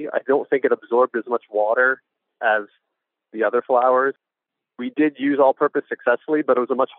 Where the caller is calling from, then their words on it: Atlanta, Georgia, United States; I'm calling from Atlanta, Georgia.